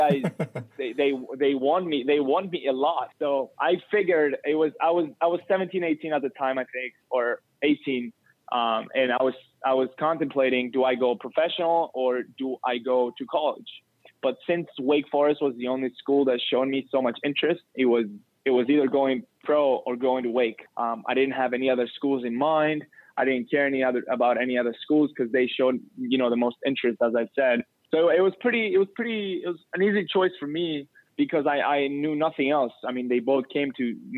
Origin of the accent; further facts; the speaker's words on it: Cyprus; moved away as an adult; now in United States; when I'm traveling from Cyprus to the U.S.